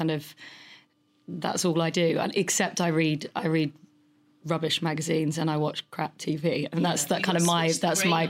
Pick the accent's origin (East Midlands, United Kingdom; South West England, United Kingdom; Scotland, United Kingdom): South West England, United Kingdom; Somerset; moved away; I'm a girl from Somerset who went to a local comp.